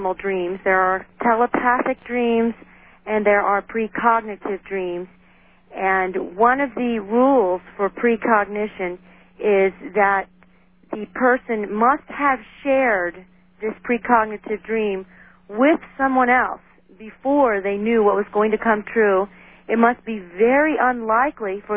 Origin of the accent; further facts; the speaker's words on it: United States; my people came over, like, in World War I, so I'm an American as the next guy